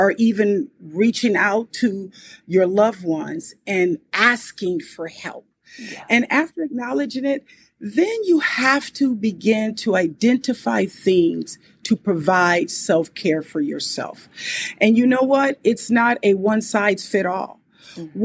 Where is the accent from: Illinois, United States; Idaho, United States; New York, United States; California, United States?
California, United States; Compton; I was born and raised in Compton, California